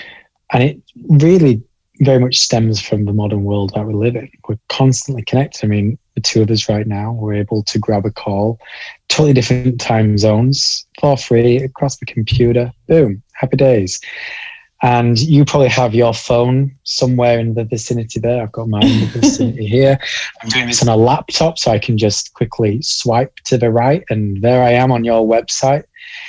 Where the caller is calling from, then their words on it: Halifax, Yorkshire and the Humber, United Kingdom; I am calling in from a fairly small town in the north of England called Halifax. We're in Yorkshire and sandwiched pretty neatly between Leeds and Manchester.